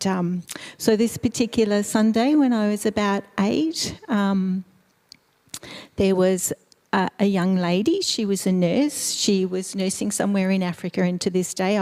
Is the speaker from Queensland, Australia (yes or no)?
no; Melbourne, Victoria, Australia; also born or lived in Eastern Europe / Slovakia; So I was born in Eastern Europe. My family background is from Slovakia. My parents migrated to Australia when I was 2 years old, and I was raised in Melbourne.